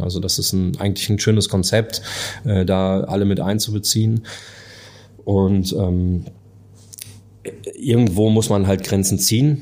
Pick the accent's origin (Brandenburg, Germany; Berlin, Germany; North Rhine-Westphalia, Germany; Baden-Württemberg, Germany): North Rhine-Westphalia, Germany; Dortmund; moved away as an adult; now in Hamburg, Germany; Ich bin ein Dortmunder Jung. Ich komme aus dem Ruhrpott